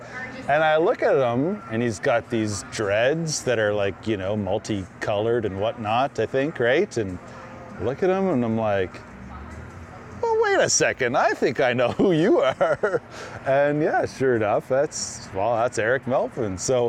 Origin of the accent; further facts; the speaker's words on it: the Maritimes, Canada; You know, growing up in the Maritimes, not a lot of bands came out there.